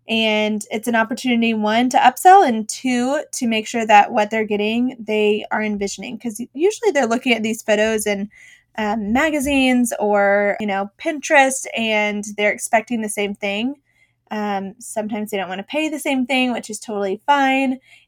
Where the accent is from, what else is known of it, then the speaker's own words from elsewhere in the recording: Boston, Massachusetts, United States; now in Dallas, United States; I grew up in Boston, Massachusetts. It's been about almost 20 years since I've lived away from there, so clearly my accent is gone.